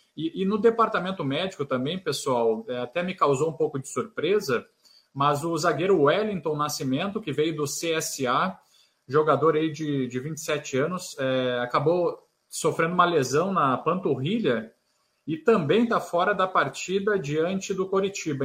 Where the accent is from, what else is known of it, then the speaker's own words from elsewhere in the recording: Santa Maria, Rio Grande do Sul, Brazil; now in Florianópolis, Brazil; Eu, eu sou de Santa Maria, no Rio Grande do Sul, e lá faz muito frio